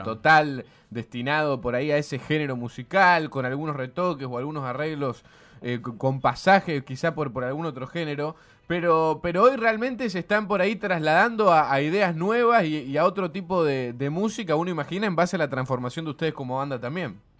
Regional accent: Santa Fe, Argentina; Somos humanos de Santa Fe

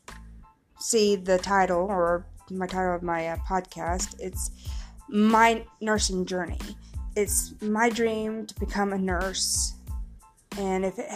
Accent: Missouri, United States; moved away as an adult; now in Mississippi, United States; I'm originally from Missouri, born in Missouri. But I moved to Mississippi in 2009

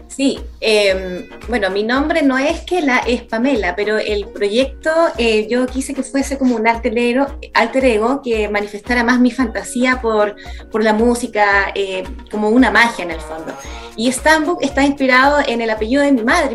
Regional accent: San Bernardo, Santiago Metropolitan Region, Chile; nací en San Bernardo, es una comuna en el sector de Santiago y la verdad es que ahí yo hice grandes amigos

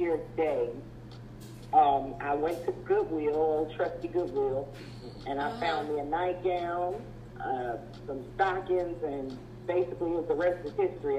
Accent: Chicago, Illinois, United States; moved away; I'm from Chicago, Illinois, originally.

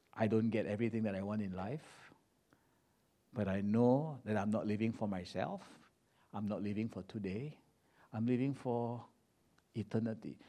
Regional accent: Ipoh, Perak, Malaysia; moved away; this little city in Malaysia called Ipoh. That's my hometown

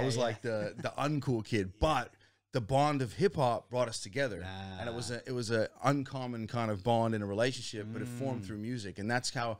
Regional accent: Alexandria, Virginia, United States; Man, so I grew up in the States, right? DC, just outside of DC, in a place called Alexandria, Virginia.

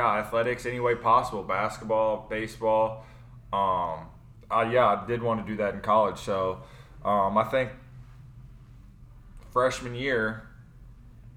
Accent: Louisville, Kentucky, United States; moved away as an adult; now in St. Louis, United States; born and raised in Louisville, Kentucky. Moved to St. Louis about 4 years ago

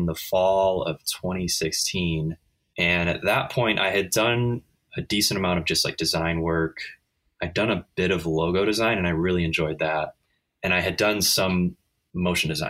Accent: Midwest, United States; moved away as an adult; also born or lived in Chicago; now in San Diego, United States; I grew up in the Midwest

